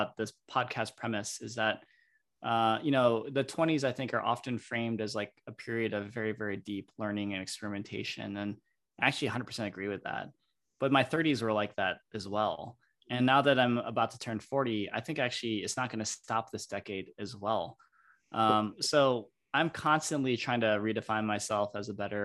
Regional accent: Michigan, United States; moved away as an adult; also born or lived in Stanford, California; Growing up in Michigan

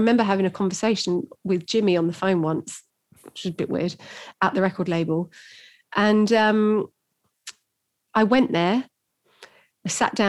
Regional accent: London, United Kingdom; I'm not from London, really. I'm the suburbs, so...

